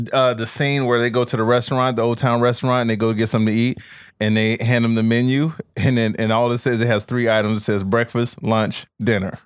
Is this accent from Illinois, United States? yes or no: yes; Chicago, Illinois, United States; moved away; growing up in Chicago.